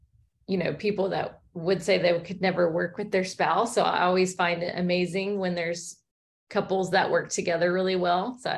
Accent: Alabama, United States; moved away; I'm from Alabama originally, and there wasn't as many options there. So when we moved here

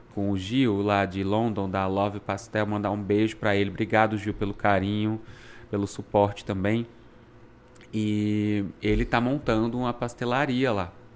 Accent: Brazil; moved away as an adult; now in Canada; A gente, como bom brasileiro, adapta

